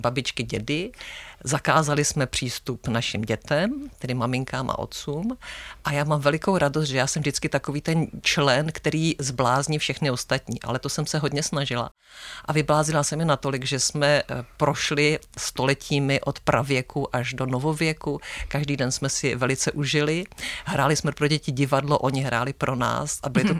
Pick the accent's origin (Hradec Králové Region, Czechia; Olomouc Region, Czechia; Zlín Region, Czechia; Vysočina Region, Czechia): Zlín Region, Czechia; Zlín; now in Velké Karlovice, Czech Republic; tři jsme ze Zlína